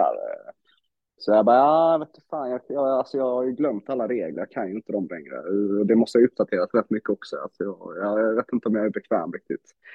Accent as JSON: {"language": "Swedish", "town": "Växjö", "region": "Kronoberg County", "country": "Sweden", "tie": "born or raised there", "said": "spelade ju innebandy när jag var liten i Växjö"}